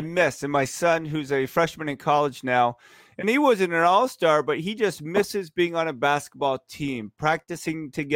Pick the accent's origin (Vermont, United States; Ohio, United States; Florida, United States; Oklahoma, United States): Vermont, United States; I grew up in Vermont when everybody was a Celtics fan.